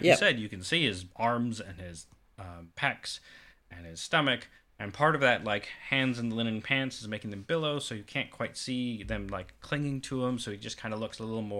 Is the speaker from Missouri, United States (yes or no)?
yes; Kansas City, Missouri, United States; also born or lived in Atlanta, Georgia / South Carolina; I was born and raised in Kansas City by way of Atlanta, Georgia.